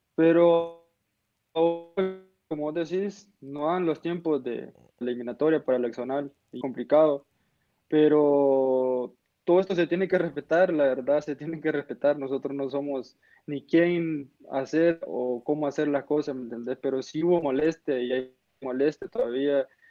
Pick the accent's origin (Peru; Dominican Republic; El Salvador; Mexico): El Salvador; como salvadoreño